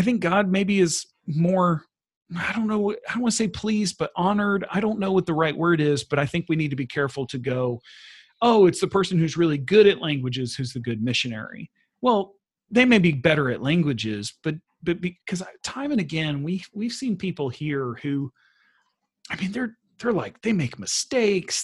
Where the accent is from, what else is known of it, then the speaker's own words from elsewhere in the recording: Texas, United States; moved away as an adult; also born or lived in North Africa / Central Asia; now in Sweden; I am a Texan.